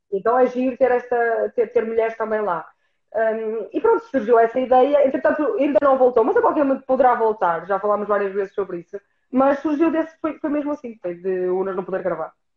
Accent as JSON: {"language": "Portuguese", "region": "Norte", "country": "Portugal", "accent": "northern"}